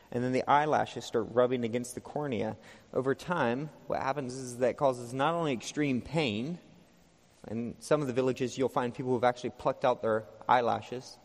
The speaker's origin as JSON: {"language": "English", "region": "Texas", "country": "United States", "said": "I came from Texas."}